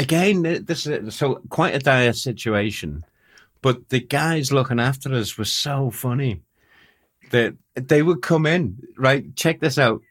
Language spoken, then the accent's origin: English; Liverpool, North West England, United Kingdom; Oh, Liverpool.